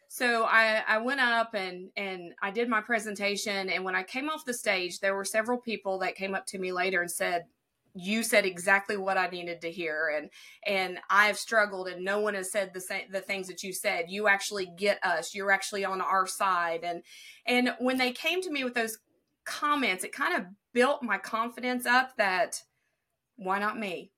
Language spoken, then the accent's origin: English; southern tip of Ohio, United States; accent: southern; I was born in Ohio, but I am on the most southern tip of Ohio, and I border Kentucky and West Virginia